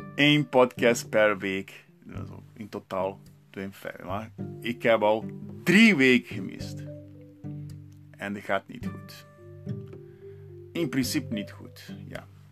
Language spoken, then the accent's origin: Dutch; Santos, São Paulo, Brazil; first language Portuguese; Dutch is a second language; moved away as an adult; now in Heerlen, Netherlands; ik ben daar geboren en 32 jaar daar gewoond.